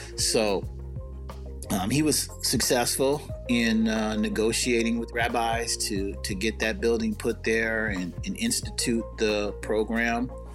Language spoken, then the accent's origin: English; Seattle, Washington, United States; I grew up in the central area, obviously, in Seattle